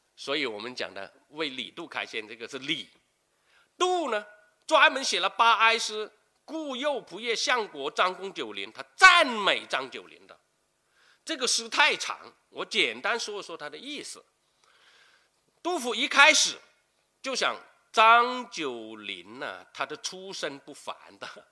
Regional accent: Guangdong, China; 我们广东人

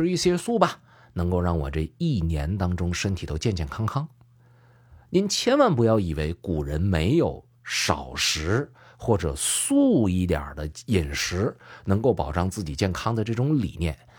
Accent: northern China, China; 我是北方人

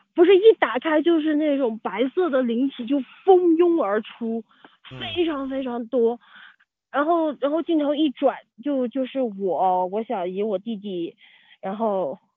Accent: Yunnan, China; 我是云南人

